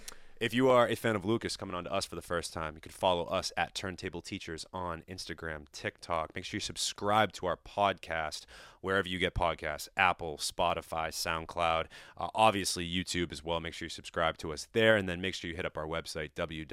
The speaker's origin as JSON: {"language": "English", "country": "Italy", "said": "Especially me, the Italian, talking with his hands all the time."}